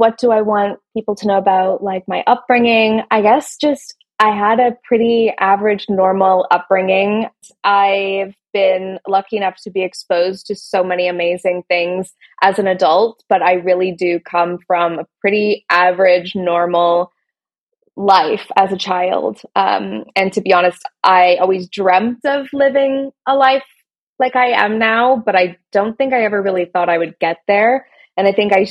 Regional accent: Canada; moved away as an adult; now in London, United Kingdom; I am Canadian. I grew up in Canada, but I live in London, in England.

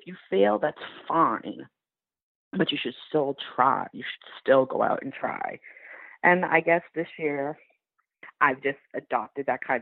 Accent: United States; moved away as an adult; also born or lived in Boston; now in France; as an American living in France

